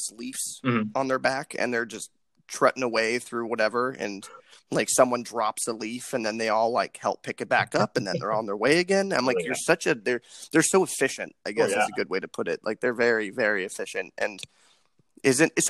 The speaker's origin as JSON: {"language": "English", "region": "Arizona", "country": "United States", "moved": "yes", "said": "I'm from Arizona"}